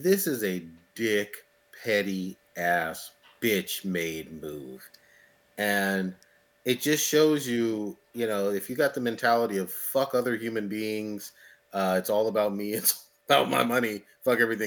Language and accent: English; United States; I'm an American too